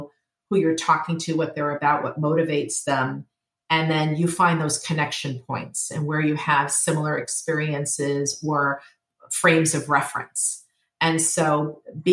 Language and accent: English; New York, United States; being a New Yorker